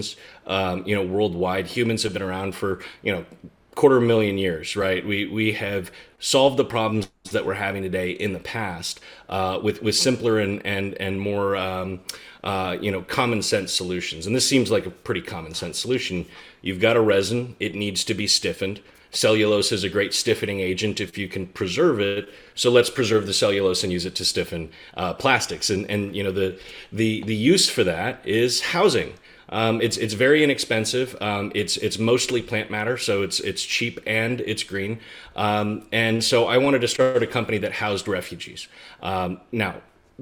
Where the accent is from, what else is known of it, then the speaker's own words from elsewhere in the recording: United States; I'm an American millennial